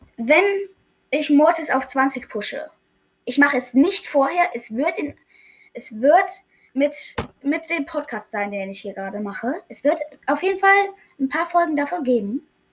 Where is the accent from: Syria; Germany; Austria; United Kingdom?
Germany; Ich bin Deutscher